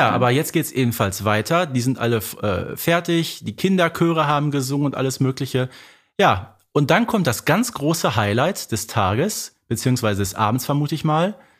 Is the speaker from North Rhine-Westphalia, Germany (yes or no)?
yes; Herten, North Rhine-Westphalia, Germany; bei mir in meiner Heimatstadt einen, einen berühmten Sportler, der hieß Bonis Piontek und nach dem ist in Herten äh, nämlich eine Straße benannt